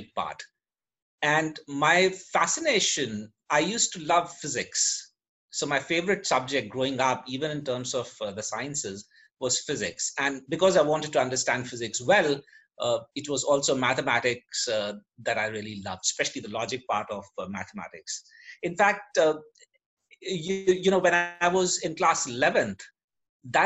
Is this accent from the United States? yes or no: no; Kanpur, Uttar Pradesh, India; first language English and Sanskrit; I was born and brought up in Kanpur